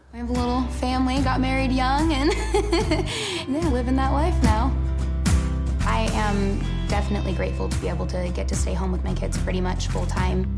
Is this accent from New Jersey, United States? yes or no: no; California, United States; I'm twenty-five, and I'm from California